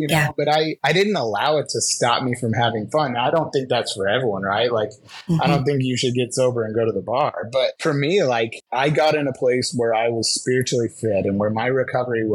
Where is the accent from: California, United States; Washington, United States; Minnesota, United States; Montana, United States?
California, United States; San Diego; in San Diego with a lot of my hometown friends